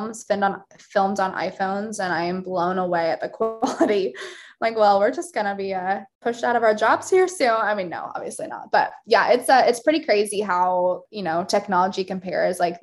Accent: Wichita, Kansas, United States; moved away as an adult; also born or lived in Tennessee; now in Kansas City, United States; I grew up in Wichita, like a suburb of Wichita

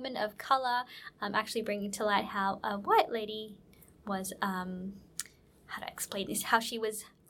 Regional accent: Australia; growing up in Australia, but also being a person of colour.

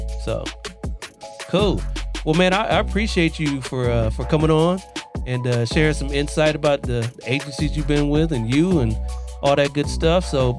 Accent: Columbus, Ohio, United States; also born or lived in Southern California; now in California, United States; I'm originally from Columbus, Ohio, but I'm not trying to go back.

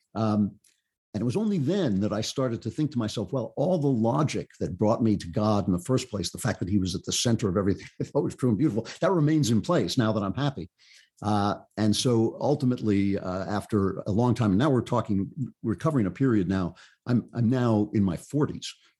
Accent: United States; I grew up in a, a suburban, you know, kinda classic fifties, sixties, uh, suburb

